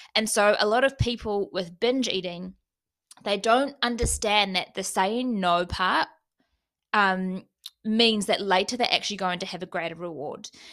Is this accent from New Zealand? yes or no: yes; New Zealand; moved away; fly home for Christmas